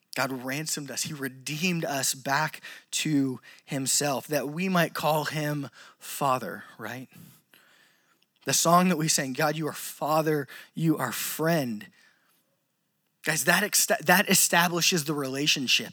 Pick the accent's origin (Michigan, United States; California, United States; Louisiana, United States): Louisiana, United States; I'm from Louisiana